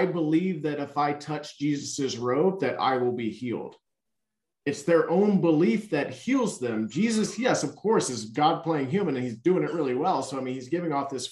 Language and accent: English; Louisiana, United States; I was born in Louisiana